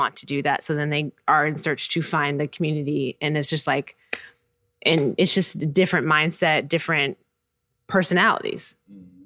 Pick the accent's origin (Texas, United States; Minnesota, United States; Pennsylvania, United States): Minnesota, United States; Minneapolis; moved away as an adult; now in Chicago, United States; I'm not from Chicago. I grew up in Minneapolis. I moved here 6 years ago